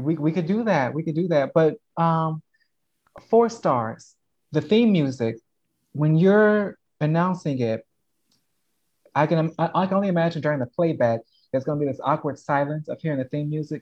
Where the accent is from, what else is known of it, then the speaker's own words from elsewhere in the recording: Chicago, Illinois, United States; moved away; also born or lived in St. Cloud; I grew up um 56 in Loomis